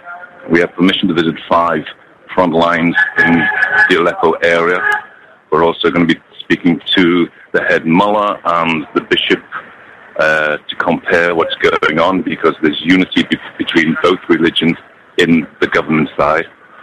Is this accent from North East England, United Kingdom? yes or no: yes; Newcastle, North East England, United Kingdom; now in Syria; I come from Newcastle, Northern England. I'm married to a Syrian girl, and I've been in Syria for 4 years